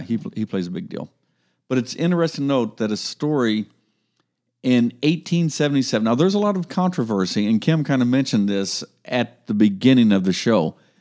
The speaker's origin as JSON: {"language": "English", "region": "Ohio", "country": "United States", "said": "we're from Ohio"}